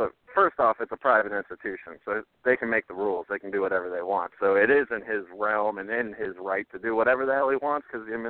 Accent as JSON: {"language": "English", "region": "South Florida", "country": "United States", "moved": "yes", "said": "I'm from South Florida, not anymore or anything like that."}